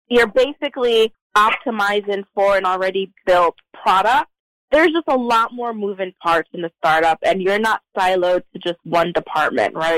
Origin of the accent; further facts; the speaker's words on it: New York City, New York, United States; now in Georgia, United States; I grew up in New York City